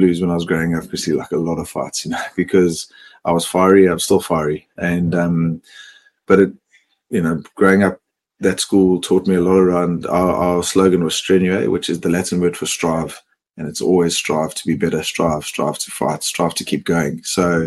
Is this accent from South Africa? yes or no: yes; Johannesburg, Gauteng, South Africa; moved away as an adult; also born or lived in Cape Town; now in Melbourne, Australia; I grew up in Johannesburg